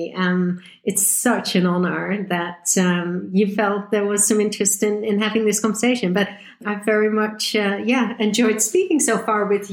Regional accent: Netherlands; moved away as an adult; also born or lived in Groningen, Netherlands / Switzerland / United Kingdom; I'm originally from the Netherlands

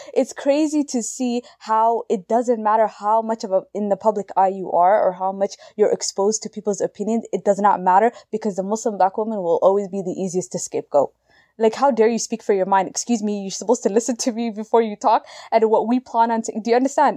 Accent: Canada; we're Canadian, I'm in Canada

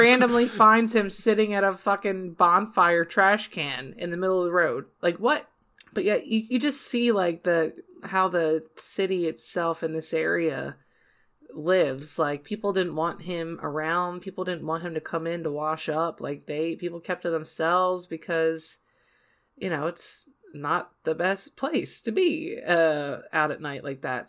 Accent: Southern New Jersey, United States; also born or lived in Philadelphia; growing up in South New, Southern New Jersey, like, twenty minutes away from Philadelphia

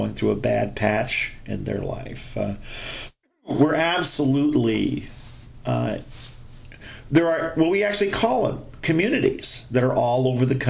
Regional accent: United States

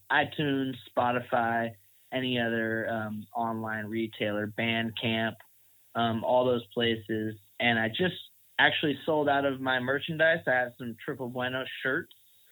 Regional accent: Oakland, California, United States; now in Hermosa Beach, United States; the guys I grew up with in Oakland

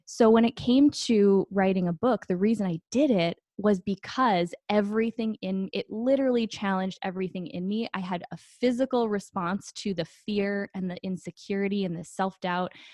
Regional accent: Green Bay, Wisconsin, United States; moved away as an adult; now in Phoenix, United States; I grew up in Green Bay, Wisconsin. I am a Midwest girl at heart. I live in Phoenix, Arizona now

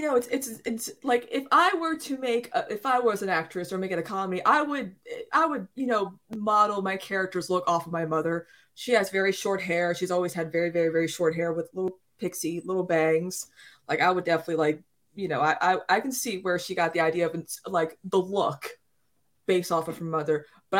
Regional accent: South Carolina, United States; also born or lived in New Jersey; I'm originally from New Jersey, central New Jersey, for Emma and Sam, who argue that it doesn't exist. But like, I've lived in South Carolina my whole life.

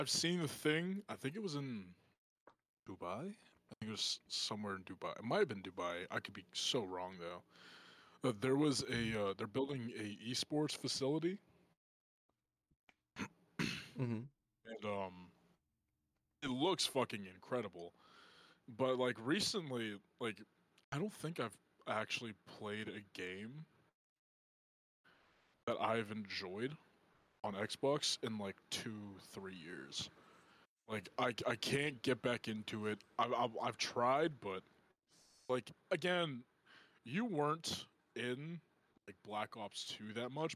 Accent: Pittsburgh, Pennsylvania, United States; also born or lived in Hershey, Pennsylvania; my middle school and elementary school before I moved from Hershey to Pittsburgh

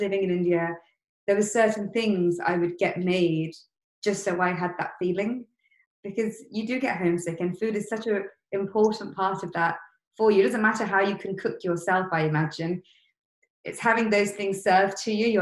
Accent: Leicester, East Midlands, United Kingdom; growing up in Leicester, the massive East African community there

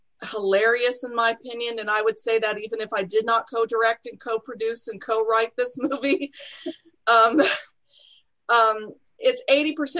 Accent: Texas, United States; moved away; I'm originally from Texas. I'm a Texas snow baby

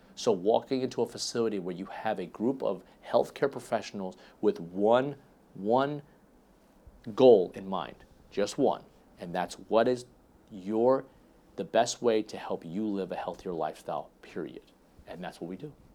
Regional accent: Dallas, Texas, United States; I was born in Dallas

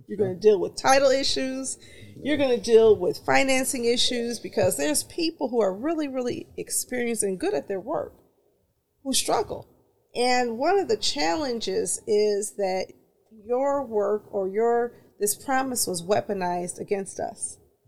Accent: Detroit, Michigan, United States; I grew up in Bagley, so I love it. Pennington, between Curtis and Pinkford, Bagley. Those are my people

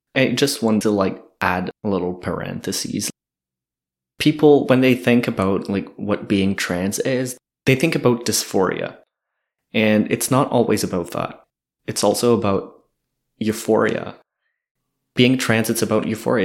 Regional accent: Kedgewick, New Brunswick, Canada; moved away as an adult; also born or lived in Edmundston; now in Moncton, Canada; I'm originally from Kedgewick. I lived in Edmundston a bit for a couple of years, and then I moved here in Moncton this summer

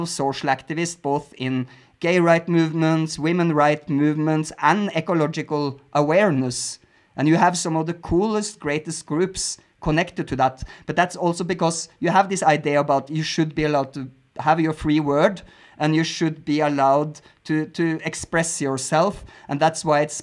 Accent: Norway; English is a second language; now in Mexico; I grew up in Norway with a hard censorship laws on movies.

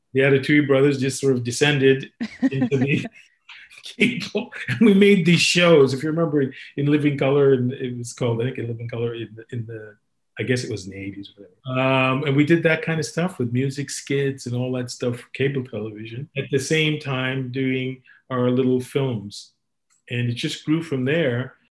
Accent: Sudbury, Ontario, Canada; I grew up in Sudbury

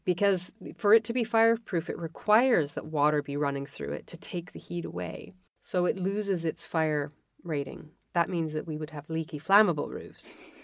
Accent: Western Canada, Canada; moved away; I was born in Western Canada. I had an amazing education, an unbelievable family

